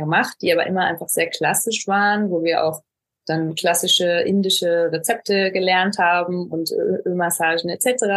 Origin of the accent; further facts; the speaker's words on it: Ruhr area, North Rhine-Westphalia, Germany; moved away as an adult; now in Barcelona, Spain; gebürtig auch aus Nordrhein-Westfalen, aus dem schönen Ruhrgebiet